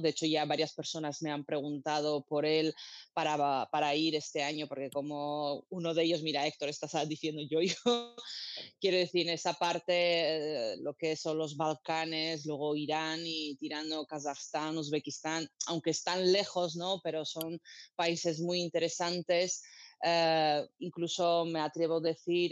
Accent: Armenia; also born or lived in Georgia; now in Spain; para mi tierra, Armenia y Georgia

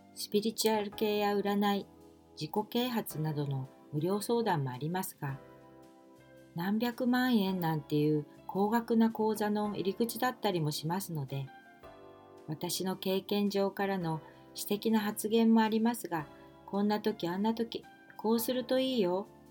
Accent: Kanto, Japan; also born or lived in Osaka; 私は大阪で生まれましたが、父親の転勤で2歳の時に関東へ越してきたので、大阪弁ではないです。

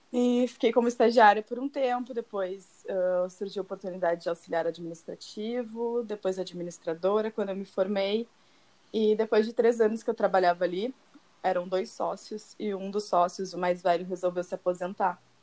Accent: Porto Alegre, Rio Grande do Sul, Brazil; moved away as an adult; now in Tuscany, Italy; eu sou uma gaúcha de Porto Alegre, que tem 29 anos

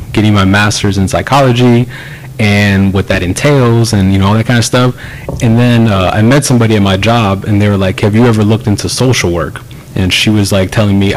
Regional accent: Clear Lake, United States; growing up in Clear Lake

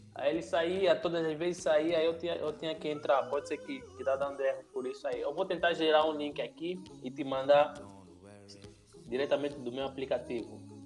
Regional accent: Angola; moved away as an adult; now in Brazil; Sou de Angola, mas eu moro já aqui no Brasil faz 4, 5 anos.

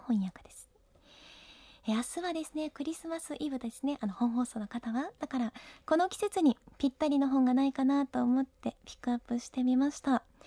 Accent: Ishikawa, Japan; 私は地元石川県の北陸放送で本を紹介する番組

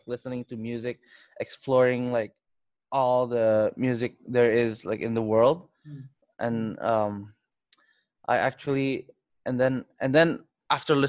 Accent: Tangerang, Banten, Indonesia; also born or lived in Kuningan / Kemang, Jakarta / Melbourne, Australia / Shoreline, Washington, United States; I grew up in a suburb, like an hour from Jakarta, Lippo Karawaci. And I grew up here since like 5. But I was born in Kuningan

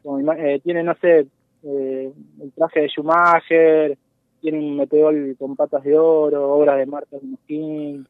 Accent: San Carlos, Mendoza, Argentina; moved away; yo soy oriundo de, un pueblito de Mendoza, de San Carlos. Eh, ahí nací, y ahí me, fui con mis viejos

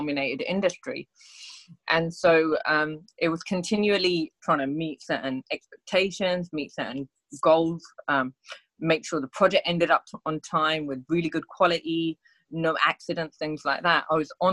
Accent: United Kingdom; We're Indian. We don't climb mountains. Like, we're from the UK

